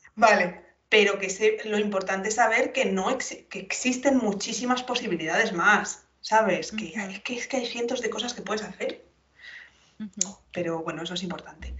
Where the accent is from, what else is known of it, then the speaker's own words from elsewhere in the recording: Salamanca, Castile and León, Spain; yo soy de Salamanca, soy de Castilla